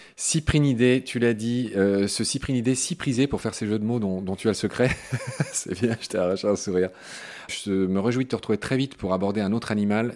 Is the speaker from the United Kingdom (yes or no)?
no; France; chez nous en France